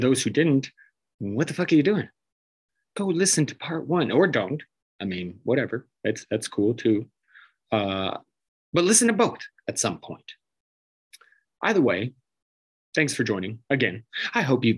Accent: Denver, Colorado, United States; born or raised there; also born or lived in Iowa

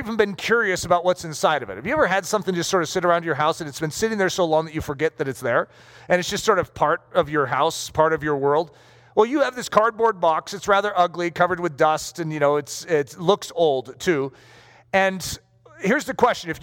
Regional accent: United States; as American citizens

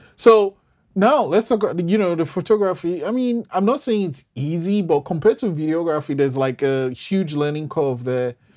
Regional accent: Nigeria; I'm Nigerian

